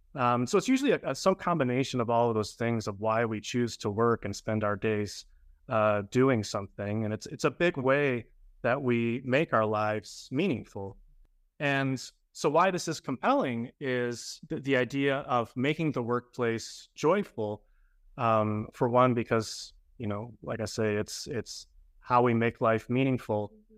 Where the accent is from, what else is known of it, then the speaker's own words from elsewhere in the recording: Grand Rapids, Michigan, United States; moved away as an adult; also born or lived in Chicago; now in Miami, United States; I was born and raised in Grand Rapids, Michigan